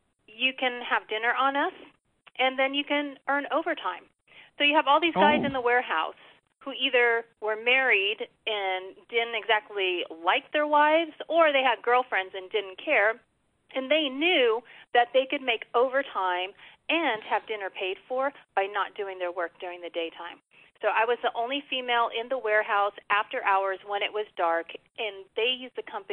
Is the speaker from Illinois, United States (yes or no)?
no; Los Angeles, California, United States; moved away as an adult; also born or lived in Texas; I was born and raised in Los Angeles, and then made the big move to Texas to attend college